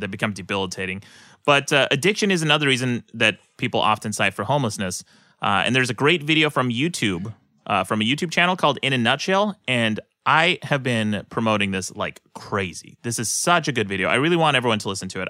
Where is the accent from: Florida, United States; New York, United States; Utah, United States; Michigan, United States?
Utah, United States; moved away; my own home state of Utah